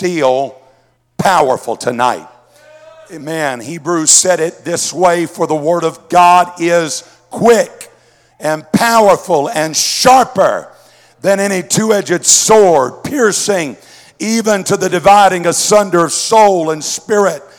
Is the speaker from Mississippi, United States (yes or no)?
yes; Mississippi, United States; now in Southwest Missouri, United States; living here in Southwest Missouri, I grew up in Mississippi, so we had a lot of sayings down there